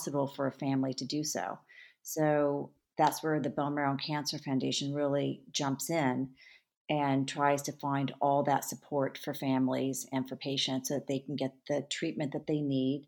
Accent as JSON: {"language": "English", "region": "California", "country": "United States", "tie": "born or raised there", "said": "I grew up in California"}